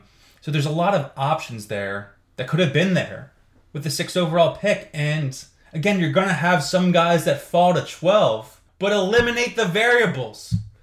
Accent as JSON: {"language": "English", "town": "Philadelphia", "region": "Pennsylvania", "country": "United States", "tie": "born or raised there", "said": "obviously I'm born from Philadelphia."}